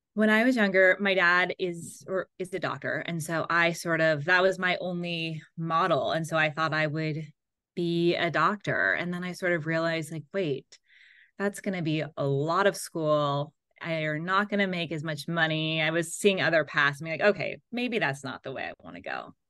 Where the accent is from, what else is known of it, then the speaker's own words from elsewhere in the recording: Seal Beach, California, United States; I grew up in Southern California in a little beach town called Seal Beach.